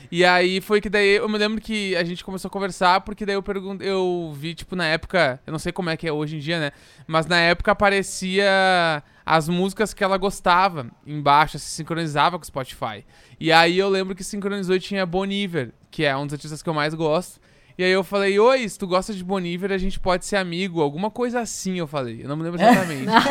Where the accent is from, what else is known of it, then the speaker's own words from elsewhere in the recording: Porto Alegre, Rio Grande do Sul, Brazil; now in São Paulo, Brazil; Eu sou de Porto Alegre, então quando eu vim para São Paulo